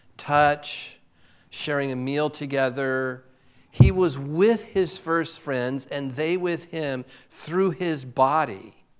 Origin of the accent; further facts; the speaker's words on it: Southern California, United States; moved away as an adult; also born or lived in Boise; I'm from Southern California